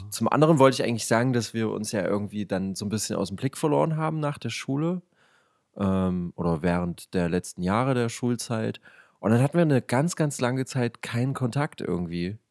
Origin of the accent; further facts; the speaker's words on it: Leipzig, Saxony, Germany; accent: East German; wir sind beide ähm, Leipziger